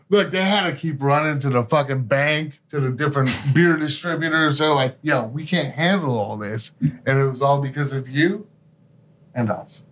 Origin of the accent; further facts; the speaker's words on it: Scranton, Pennsylvania, United States; now in Pittsburgh, United States; we actually went back to my hometown, which is Scranton, Pe-, Pennsylvania. Uh, I moved here, uh, to Pittsburgh in nineteen ninety-nine